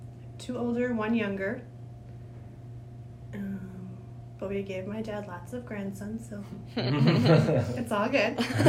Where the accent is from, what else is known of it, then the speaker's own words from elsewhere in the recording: Eau Claire, Wisconsin, United States; also born or lived in Mondovi, Wisconsin; I was born or grew up for the first few years of my life in Mondovi, in the country, not the city. And then my dad got a job with the city of Eau Claire, so we had to move to Eau Claire because he had to live within the city limits.